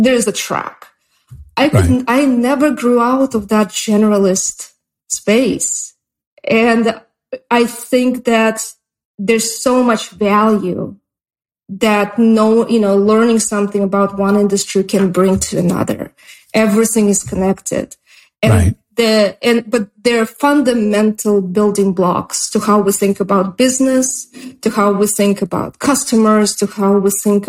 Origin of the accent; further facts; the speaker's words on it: Russia; English is a second language; moved away as an adult; also born or lived in Oregon, United States; now in United States; I immigrated from Russia